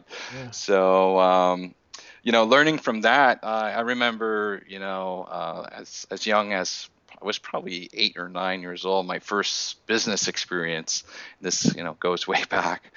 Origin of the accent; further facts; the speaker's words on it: Montreal, Quebec, Canada; born and raised in Montreal, Canada.